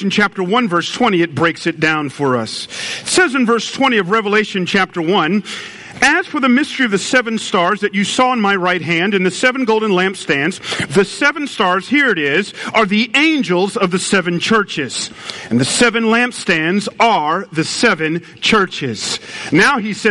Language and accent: English; Atlanta, Georgia, United States; moved away; I was raised in Atlanta